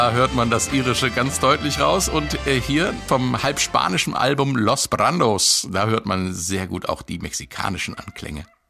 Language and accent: German; Marburg, Hesse, Germany; In meiner Heimatstadt Marburg gab es in jedem Jahr ein kommunistisches Stadtfest der DKP